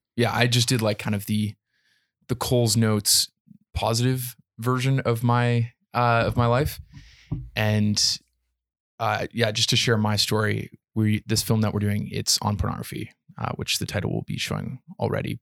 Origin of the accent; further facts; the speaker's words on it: Canada; Being a being a Canadian citizen